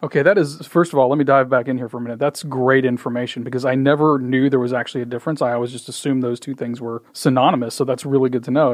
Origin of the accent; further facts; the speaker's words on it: Indiana, United States; also born or lived in Michigan / Deer Creek, Illinois; now in Frisco, United States; I did most of my growing up in Indiana